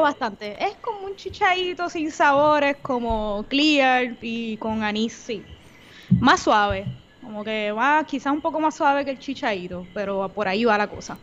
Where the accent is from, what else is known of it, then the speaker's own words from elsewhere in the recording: Bayamón, Puerto Rico; also born or lived in Comerío, Puerto Rico; Soy de Bayamón, Puerto Rico